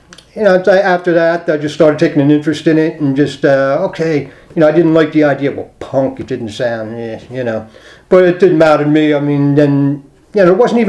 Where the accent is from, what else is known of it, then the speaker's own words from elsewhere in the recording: Wayne, Pennsylvania, United States; also born or lived in Philadelphia, Pennsylvania; I grew up in Wayne, Pennsylvania, a little kind of working class pocket of Wayne called Little Chicago